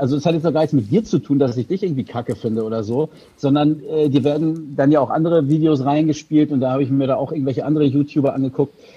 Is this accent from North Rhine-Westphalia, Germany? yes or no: no; Hildesheim, Lower Saxony, Germany; Ich bin ja Hildesheimer